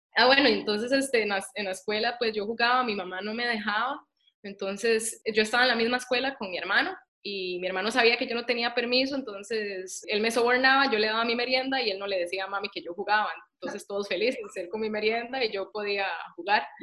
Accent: Costa Rica; moved away as an adult; also born or lived in United States; Yo me fui a los 19 años de Costa Rica y estudié en Estados Unidos ciencia del ejercicio

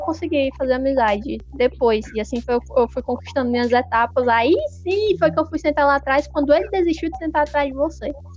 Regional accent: Ceará, Brazil; a gente é cearense

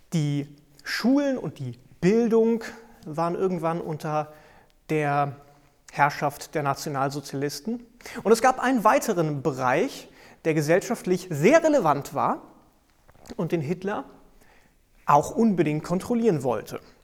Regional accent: Germany; bei uns in Deutschland

